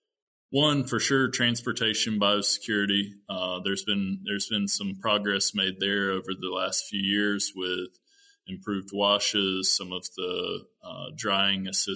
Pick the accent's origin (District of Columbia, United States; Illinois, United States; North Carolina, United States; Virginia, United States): North Carolina, United States; moved away as an adult; also born or lived in Minnesota; I am originally from North Carolina